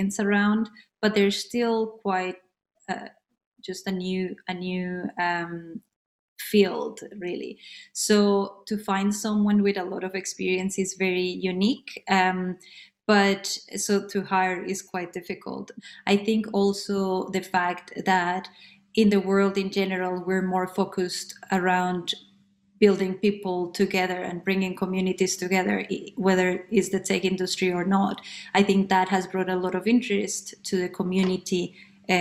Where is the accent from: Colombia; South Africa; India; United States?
Colombia; moved away as an adult; now in London, United Kingdom; I am originally from Colombia. I have been based in London since 2008 when I came